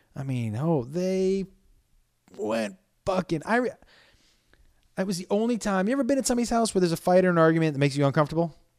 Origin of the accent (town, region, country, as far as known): Amherst, Massachusetts, United States; born or raised there